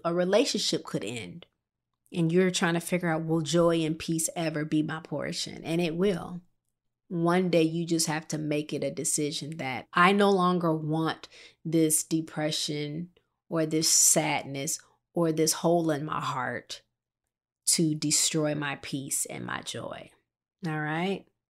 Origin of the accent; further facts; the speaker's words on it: Midwest, United States; I was born and raised in the Midwest.